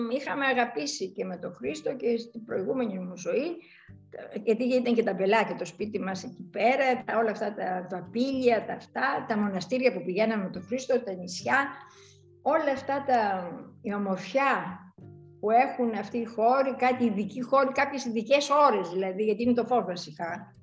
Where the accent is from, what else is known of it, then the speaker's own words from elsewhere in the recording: Larissa, Thessaly, Greece; moved away; όταν μου ζητήσαν να σχεδιάσω και για την πατρίδα μου πλατείες